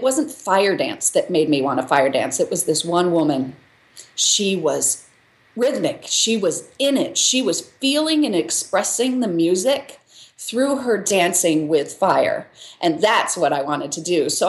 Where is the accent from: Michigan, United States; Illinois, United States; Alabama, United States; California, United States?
Michigan, United States; moved away as an adult; also born or lived in Chicago / New York; now in Los Angeles, United States; I grew up in Michigan, in a farm town in Michigan